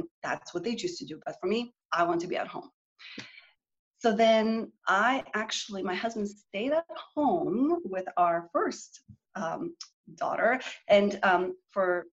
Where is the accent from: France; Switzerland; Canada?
Canada; moved away as an adult; now in Texas, United States; I grew up in Canada and I came to Texas to do my graduate work